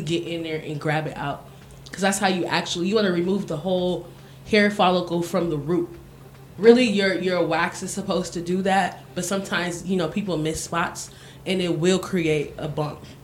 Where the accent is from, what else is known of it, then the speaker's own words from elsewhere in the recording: United States; moved away; also born or lived in Miami; I'm from America, and I used to live in Miami